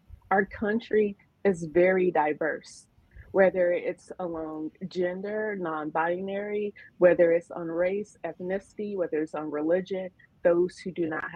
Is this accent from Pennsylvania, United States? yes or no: no; Nebraska, United States; I'm from Nebraska. That's where I was born. That's where I was raised.